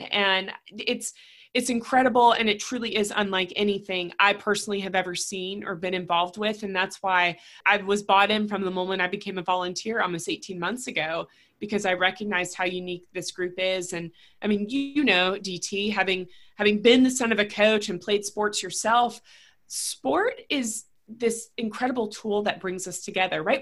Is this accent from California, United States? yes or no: no; Raleigh, North Carolina, United States; I, am born and raised in Raleigh. I still have family here